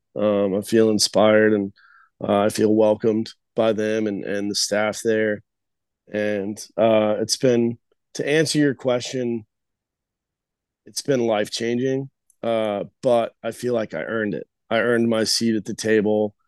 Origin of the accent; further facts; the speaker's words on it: Albuquerque, New Mexico, United States; moved away as an adult; also born or lived in Los Angeles; now in Nashville, United States; I ended up staying in my hometown in Albuquerque